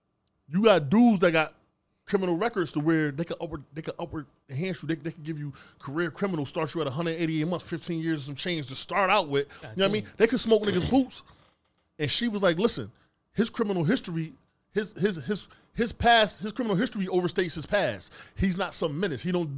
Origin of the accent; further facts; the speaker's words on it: California, United States; I'm from California. I was in the penitentiary in California.